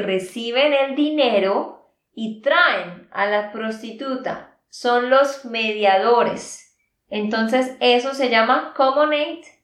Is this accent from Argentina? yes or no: no; Santander, Colombia; de Santander, Colombia